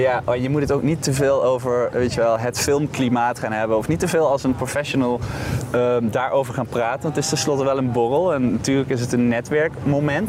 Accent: Boxmeer, North Brabant, Netherlands; ik kom uit Brabant. Maar ik kom uit een dorpje dat, dat heet Boksmeer.

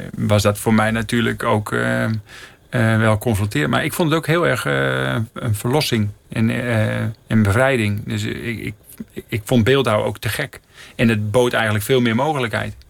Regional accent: Netherlands; moved away as an adult; also born or lived in Delfzijl, Netherlands / Middelstum, Netherlands / Emmen, Netherlands / Kampen, Netherlands; now in Rotterdam, Netherlands; ik werd geboren in Delfzijl en ik ben een poosje opgegroeid in Middelstum, een dorpje bij Groningen

